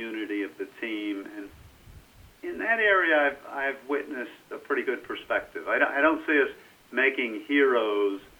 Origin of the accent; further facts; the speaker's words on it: United States; being an American